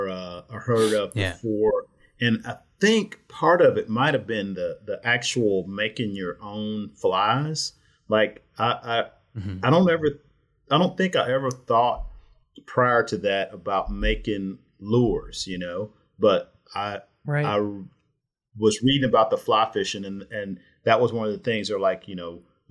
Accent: Houston, Texas, United States; I was born in Houston.

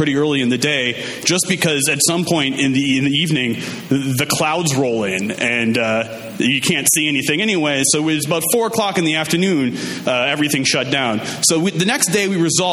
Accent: Minnesota, United States; I'm from Minnesota, and Minnesota, like Wisconsin, is really into, you know, winter sports.

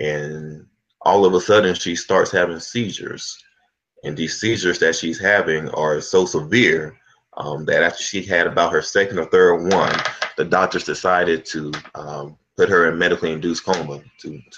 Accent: Florence, Alabama, United States; moved away as an adult; also born or lived in Atlanta, Georgia; I'm originally from Florence, Alabama. Grew up there

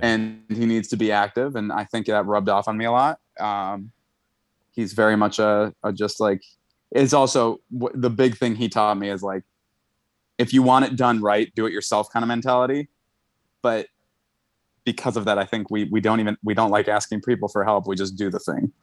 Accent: Buffalo, New York, United States; moved away as an adult; now in New York, United States; we're from Buffalo, so it was like a seven hour, eight hour drive.

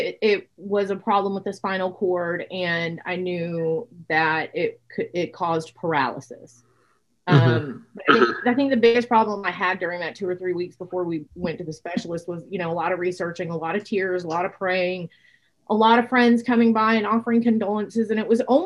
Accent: Laredo, Texas, United States; moved away; I grew up in Laredo

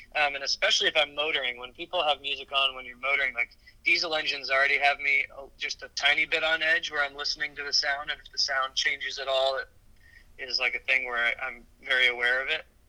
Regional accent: St. Louis, Missouri, United States; also born or lived in New Orleans, Louisiana; now in Bainbridge Island, United States; I was born in New Orleans, Louisiana, and grew up upriver uh, in St. Louis, Missouri

